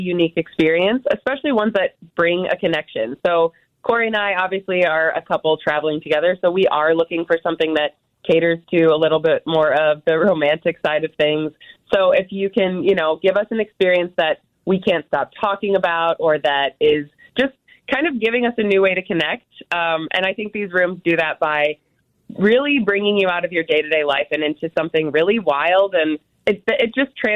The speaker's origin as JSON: {"language": "English", "region": "Wisconsin", "country": "United States", "tie": "born or raised there", "said": "I grew up in Wisconsin"}